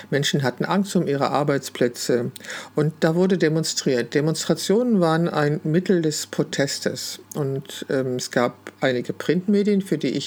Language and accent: German; Wülfrath, North Rhine-Westphalia, Germany; ich bin in Wülfrath geboren und ich habe 21 Jahre dort gelebt